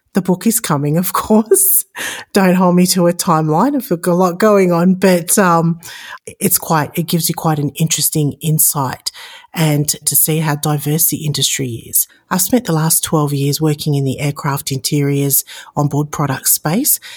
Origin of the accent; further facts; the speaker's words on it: Sydney, New South Wales, Australia; moved away as an adult; also born or lived in Chicago, United States; now in Las Vegas, United States; Born and raised in Sydney, Australia, now living in Las Vegas, Nevada, and, uh, immigrated to the United States about fourteen years ago.